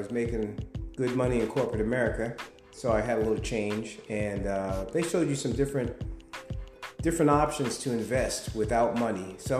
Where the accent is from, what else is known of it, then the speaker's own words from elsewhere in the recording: New York, United States; moved away as an adult; now in California, United States; I'm a New Yorker, so I was born and raised in New York. At the age of 19, I moved to California and finished college.